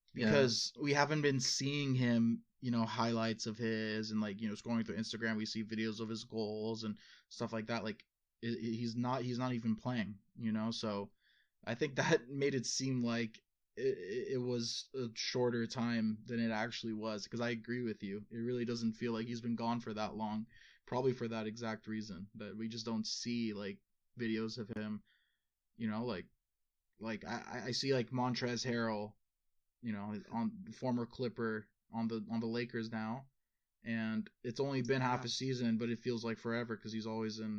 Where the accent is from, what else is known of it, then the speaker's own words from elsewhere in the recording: United States; I'm an American